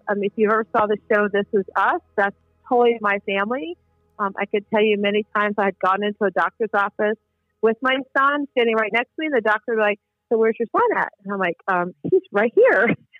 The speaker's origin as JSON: {"language": "English", "region": "California", "country": "United States", "also_born_or_lived": "Virginia", "moved": "yes", "lives_now": "Brandon, United States", "said": "I'm in the Brandon area of Florida. I'm a transplant from Virginia about 13 years ago. And originally a transplant from Southern California over 20 years ago."}